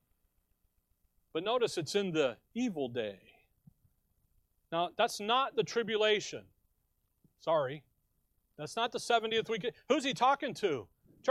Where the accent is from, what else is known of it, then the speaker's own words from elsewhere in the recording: Chicago, Illinois, United States; Growing up in Chicago, we would be downtown